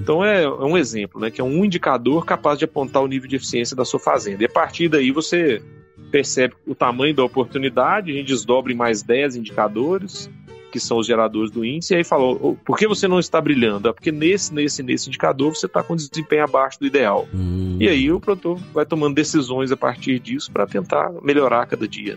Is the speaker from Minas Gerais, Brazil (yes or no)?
yes; Minas Gerais, Brazil; eu sou mineiro, sou médico veterinário